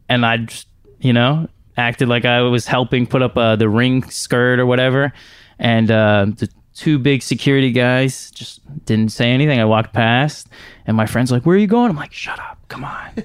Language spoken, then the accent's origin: English; Houston, Texas, United States; I'm from Houston. I never really traveled anywhere